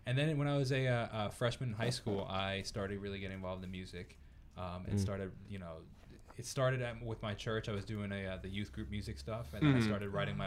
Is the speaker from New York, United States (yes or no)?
yes; Northport, New York, United States; I am a musician from Northport, New York